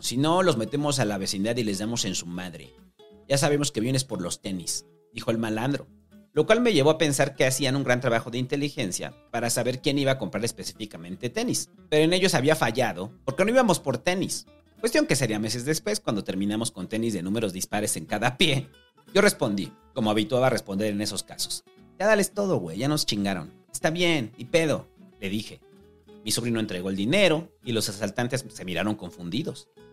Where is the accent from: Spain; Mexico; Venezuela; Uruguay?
Mexico; Mexico City; los que vivimos toda nuestra vida en la mancha urbana, quienes tenemos nuestro origen en la vida de ciudad, de la periferia, que terminó volviéndose ciudad